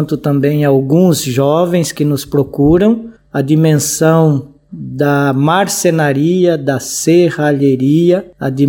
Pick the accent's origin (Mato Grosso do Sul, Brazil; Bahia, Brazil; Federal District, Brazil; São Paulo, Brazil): São Paulo, Brazil; Sorocaba; moved away as an adult; also born or lived in Petrópolis; now in Angola; sou nascido em Sorocaba, interior de São Paulo, num bairro chamado Mato Dentro. Então, eu estou aqui em Angola em dois períodos. Eu morei de 2001 a 2003.